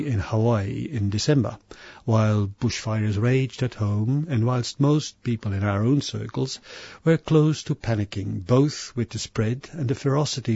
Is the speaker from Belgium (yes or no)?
yes; Belgium; growing up Catholic in Belgium, my home country